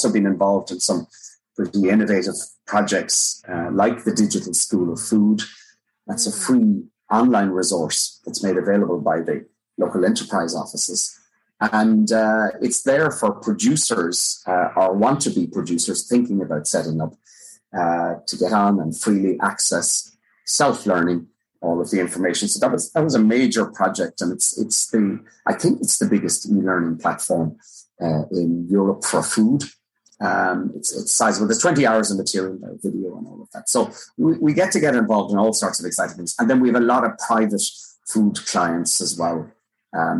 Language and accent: English; Bantry, Munster, Ireland; moved away as an adult; also born or lived in Dublin; I'm originally from West Cork, Bantry, and at 13 or 14, I started working in the local Super Value